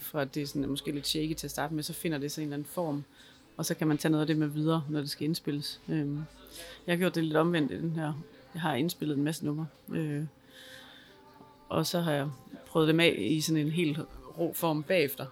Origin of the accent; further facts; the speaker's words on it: Denmark; er født i Danmark og taler dansk